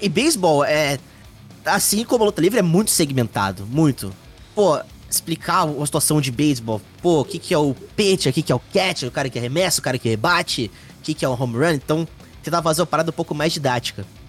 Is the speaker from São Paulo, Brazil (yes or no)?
yes; Mogi das Cruzes, São Paulo, Brazil; moved away as an adult; now in São Paulo, Brazil; eu nasci em Mogi das Cruzes, São Paulo grande São Paulo. Uh, mudei para São Paulo, capital, em 2014.